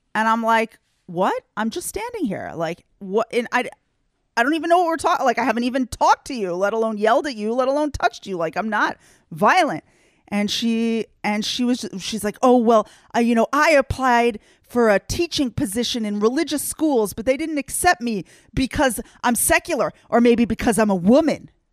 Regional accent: United States; now in Israel; I grew up in the United States with oodles of Christians who are definitely not Jews

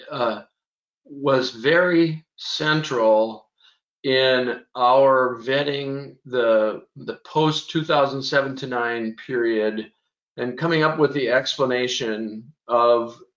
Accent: Scotland, United Kingdom; I'm a Scotsman. I like a good good debate, uh, so I decided to become an economist having grown up in a farm

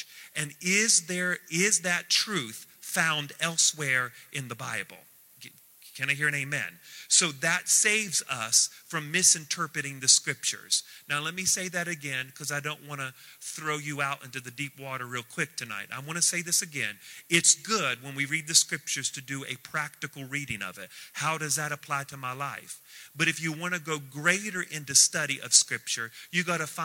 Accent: United States; We are very Christianized. We're very American

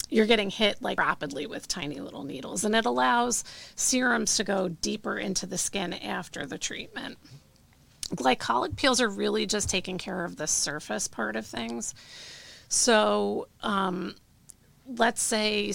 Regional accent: New Jersey, United States; I grew up here in New Jersey.

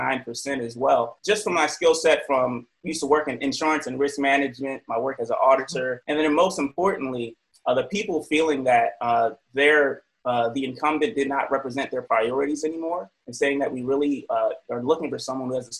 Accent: Baltimore, Maryland, United States; now in Richmond, United States; I was raised in Baltimore.

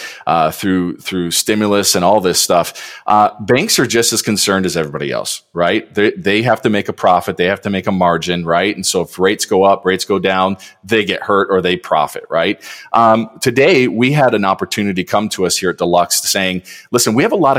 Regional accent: Detroit, Michigan, United States; I just grew up in Detroit. You know, I grew up in Michigan

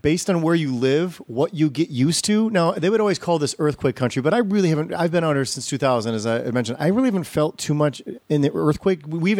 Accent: Wisconsin, United States; also born or lived in Glenview, Illinois; now in Los Angeles, United States; I grew up in Glenview. And then I moved to Wisconsin when I was 8, but I call it Illinois.

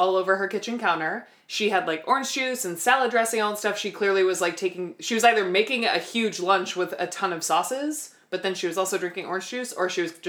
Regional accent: New Hampshire, United States; So I'm a classic rock fan because I'm from New Hampshire.

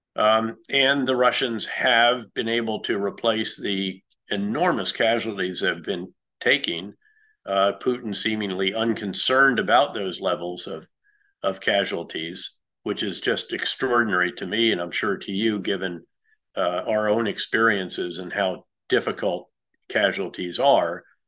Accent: United States; I'm an American

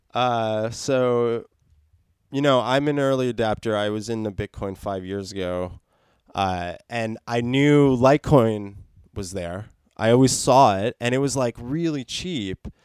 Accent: New Jersey, United States; New Jersey, my hometown

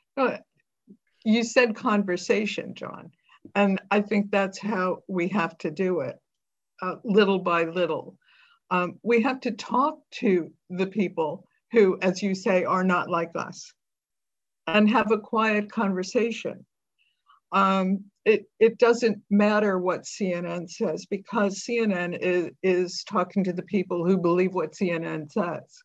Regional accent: United States; now in United Kingdom; you're an American

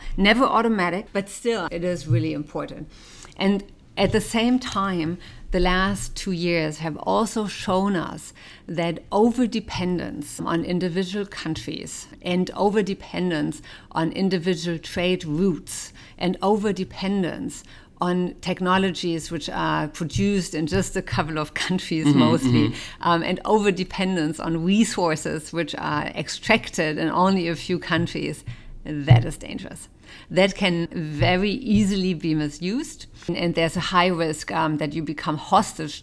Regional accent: Germany; I was born in West Germany

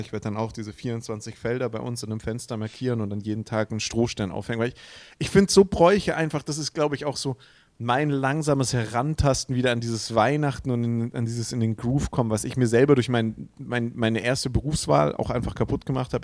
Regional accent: Swabia, Baden-Württemberg, Germany; accent: Swabian; keinem gefällt unser Dialekt. Immer wenn es um Dialekte geht, heißt der schwäbische Dialekt ist der hässlichste

